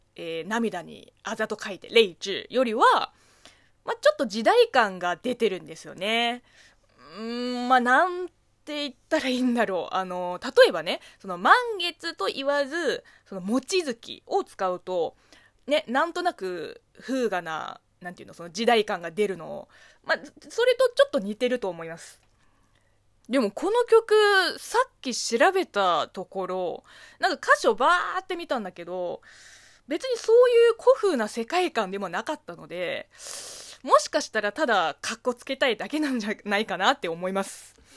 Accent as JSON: {"language": "Japanese", "country": "China", "tie": "born or raised there", "second_language": "Japanese", "said": "中国生まれ、中国育ちの私"}